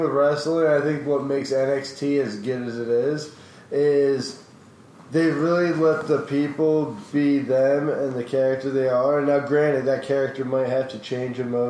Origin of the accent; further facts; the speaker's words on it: Saratoga Springs, New York, United States; also born or lived in Pennsylvania; I was born in Pennsylvania, and I'm from upstate, you know, I was raised in upstate New York